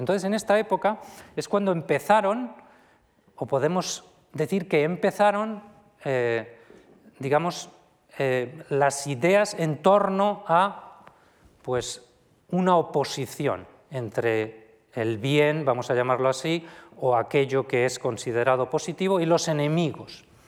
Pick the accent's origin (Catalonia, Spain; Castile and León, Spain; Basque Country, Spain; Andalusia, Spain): Castile and León, Spain; Viana de Cega; mi pueblo, de Viana de Cega